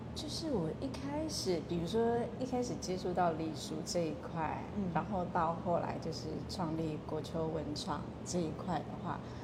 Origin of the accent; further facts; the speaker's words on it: Nanliao, Mituo, Kaohsiung, Taiwan; 我们是弥陀南寮人